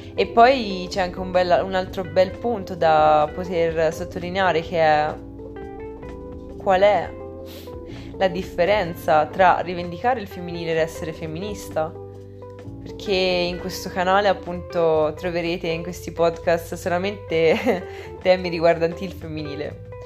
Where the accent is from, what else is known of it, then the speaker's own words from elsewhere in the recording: Italy; nel mio paese, nell'Italia